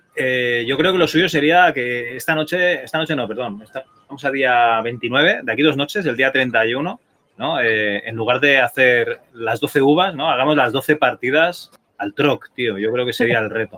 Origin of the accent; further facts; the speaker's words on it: Spain; como buenos españoles